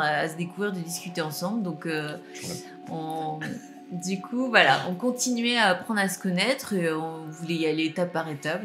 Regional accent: Normandy, France; je suis normande

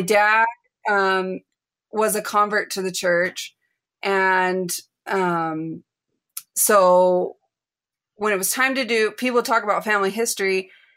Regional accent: United States; moved away as an adult; also born or lived in Chile; I was raised in the United States

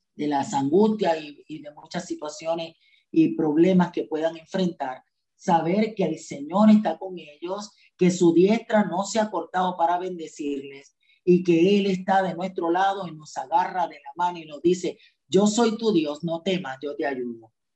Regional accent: Juncos, Puerto Rico; also born or lived in Barranquitas, Puerto Rico; yo fui nacida y criada en el Evangelio. Desde el vientre de mi madre me llevaba a la iglesia, a la iglesia bautista, a la ciudad deseada, en un barrio de Juncos

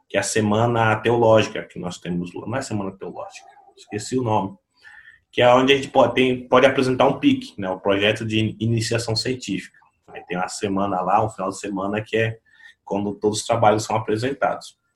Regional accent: São Vicente, São Paulo, Brazil; Eu sou de São Vicente, também uma, uma cidade cercada de, de, de favelas

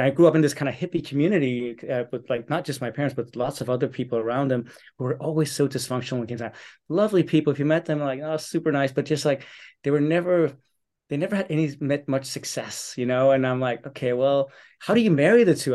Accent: Copenhagen, Capital Region of Denmark, Denmark; I was born and raised here in Copenhagen

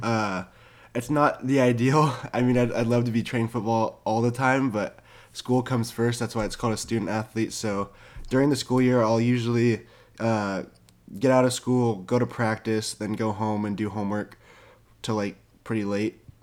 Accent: Orange County, California, United States; I was born and raised in Orange County, California

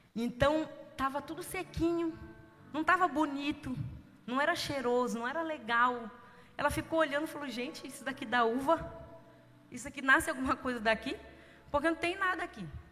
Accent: São Gonçalo, Rio de Janeiro, Brazil; eu nasci em São Gonçalo, no Rio de Janeiro. Como diz a minha filha, eu não sou carioca, eu sou fluminense.

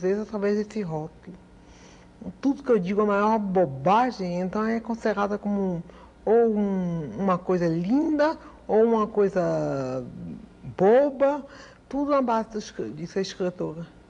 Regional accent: Recife, Pernambuco, Brazil; now in Rio de Janeiro, Brazil; Eu morei em Recife. Eu morei no Nordeste, eu me criei no Nordeste.

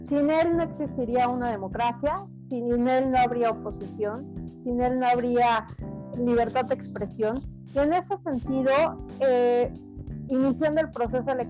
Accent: Mexico; como mexicanos, cada uno de los 130 millones de mexicanos

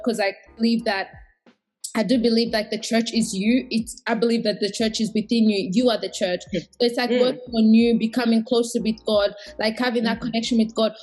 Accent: Australia; also born or lived in Burundi; I also identify as Australian and Burundian, because I did, like, majority of my growth has been here.

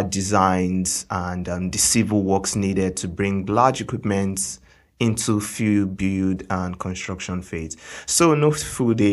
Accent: Lagos, Nigeria; I was born and bred in Lagos, Nigeria

